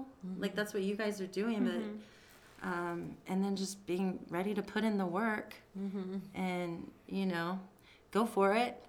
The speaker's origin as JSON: {"language": "English", "town": "Kansas City", "country": "United States", "moved": "as an adult", "lives_now": "Las Vegas, United States", "said": "I'm from Kansas City, yeah."}